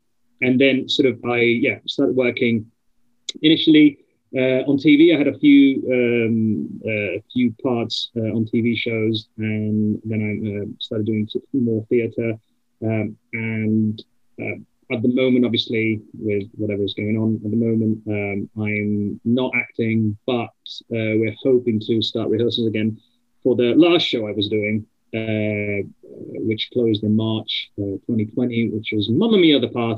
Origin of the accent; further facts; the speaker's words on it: Italy; English is a second language; moved away as an adult; now in London, United Kingdom; I'm originally Italian. I was born and bred in Italy. And I left to train as an actor, to come to London to train.